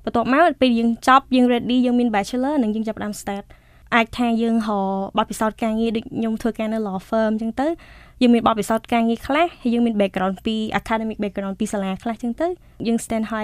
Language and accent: Khmer; Cambodia; born or raised there; moved away as an adult; also born or lived in Washington, D.C., United States